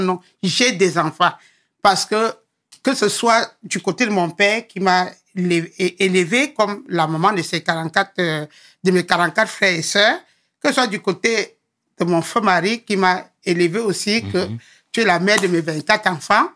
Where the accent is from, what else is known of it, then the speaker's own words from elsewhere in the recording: Yaoundé, Centre, Cameroon; moved away as an adult; also born or lived in Douala; now in France; Né à Douala, grandi à Yaoundé